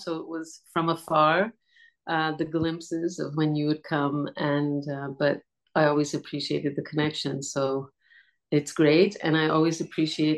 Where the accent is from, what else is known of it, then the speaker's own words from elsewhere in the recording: Montreal, Quebec, Canada; moved away as an adult; also born or lived in India; now in Portugal; I was born in Montreal, and I was born to a family of travelers